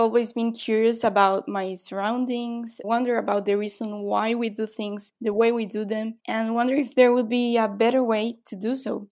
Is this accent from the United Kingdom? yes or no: no; Guatemala; now in Brazil; I'm from Guatemala, but right now I live in Brazil